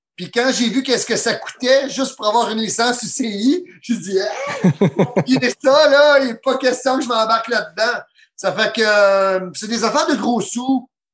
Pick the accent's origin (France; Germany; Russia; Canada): Canada; Gaspésie, Quebec; also born or lived in Trois-Rivières / Rimouski; je viens de la Gaspésie